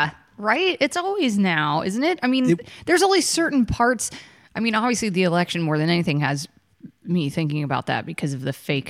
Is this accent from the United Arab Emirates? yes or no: no; Georgia, United States; moved away as an adult; also born or lived in Los Angeles; I grew up with you in Georgia. I only just recently moved.